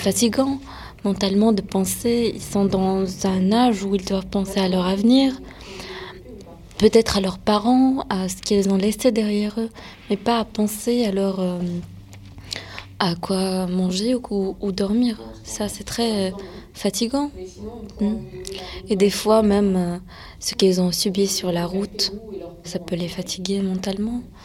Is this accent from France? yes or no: yes; France; vu que mes parents sont nés en Syrie, moi je suis née en France